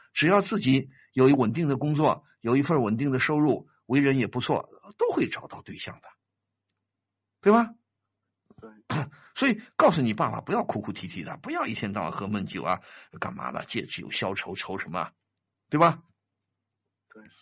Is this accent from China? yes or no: yes; China; 现在我们中国人的养老是个大问题啊